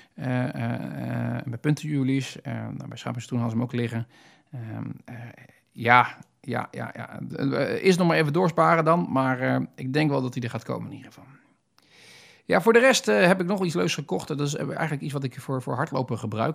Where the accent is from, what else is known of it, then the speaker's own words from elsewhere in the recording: Netherlands; als Hollander